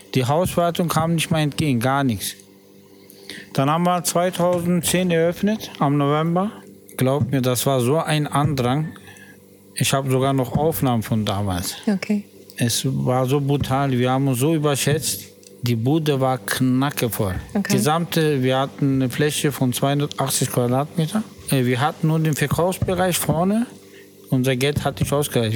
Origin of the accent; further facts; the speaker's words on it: Berlin, Germany; ich bin ja in Berlin geboren, in U-Bahn-Krankenhaus